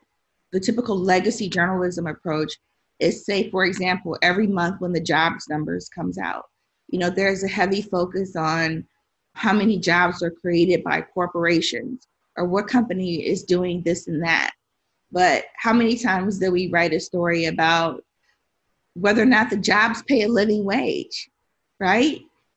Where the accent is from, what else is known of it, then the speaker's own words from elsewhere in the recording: Tennessee, United States; also born or lived in Chicago, United States / Detroit, United States; I was born in Chicago, and I started school in Detroit after the riots, or I should say the uprisings. And then I went to school, junior high and high school, in Tennessee.